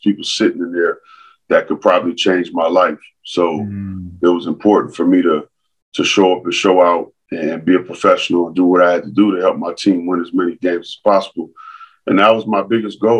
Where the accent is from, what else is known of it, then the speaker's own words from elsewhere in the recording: Los Angeles, California, United States; growing up in San Pedro